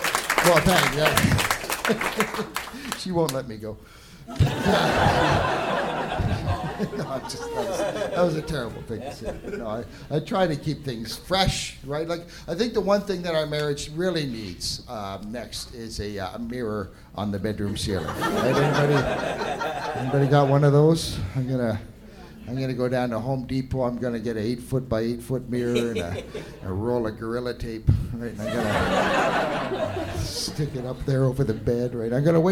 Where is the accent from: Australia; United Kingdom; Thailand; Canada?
Canada; Ottawa, Ontario; I'm from Ottawa